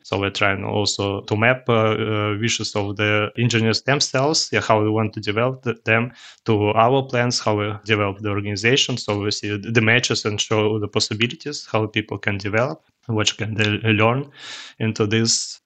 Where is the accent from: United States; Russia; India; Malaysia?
Russia; English is a second language; also born or lived in Cologne, Germany; now in Germany; originally, I'm from Russia, but live here in Germany, uh, since, uh, half of my life.